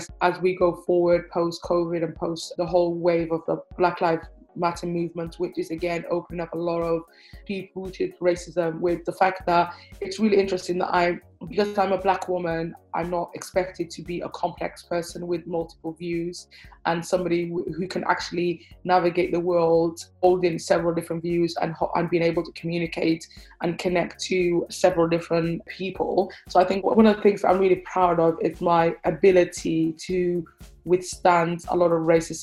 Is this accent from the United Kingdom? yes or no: yes; Cardiff, Wales, United Kingdom; also born or lived in Hargeisa, Somaliland / Manchester / Bristol; I grew up between Cardiff and Manchester as a child, spending my formative years in Cardiff